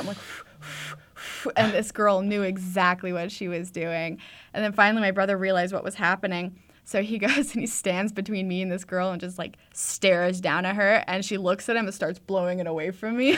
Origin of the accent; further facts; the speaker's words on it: Edmonton, Alberta, Canada; I'm from Edmonton area